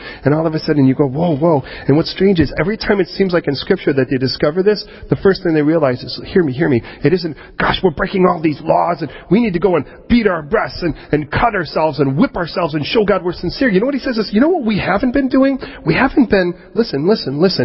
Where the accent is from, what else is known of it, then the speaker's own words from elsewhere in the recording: United States; moved away as an adult; now in United Kingdom; I don't view myself as American. I view myself now as Britannican